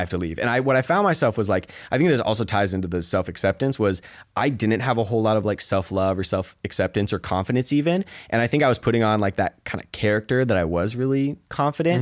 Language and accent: English; Seattle, Washington, United States; moved away as an adult; I grew up in Seattle